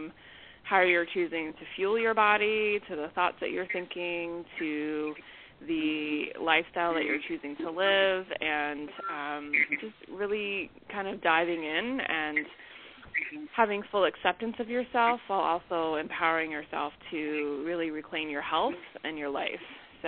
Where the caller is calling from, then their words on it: New York City, New York, United States; From New York City.